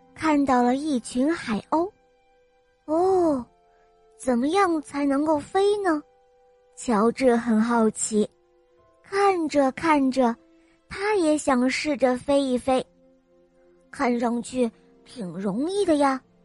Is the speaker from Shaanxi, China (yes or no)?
yes; Xi'an, Shaanxi, China; 今年我四岁，伴了我来自西安